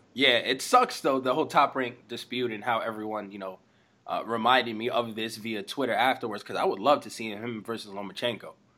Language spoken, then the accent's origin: English; Las Vegas, Nevada, United States; growing up in Vegas was was official.